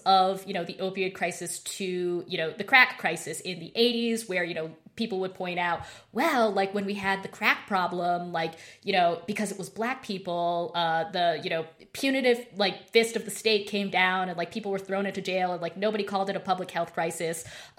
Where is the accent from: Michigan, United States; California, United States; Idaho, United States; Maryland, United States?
Idaho, United States; Yeah, I'm from Idaho.